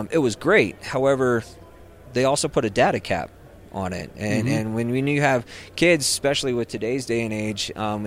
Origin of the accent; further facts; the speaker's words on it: Rio Blanco County, Colorado, United States; moved away as an adult; I grew up in Rio Blanco County. I mean, Rio Blanco County's home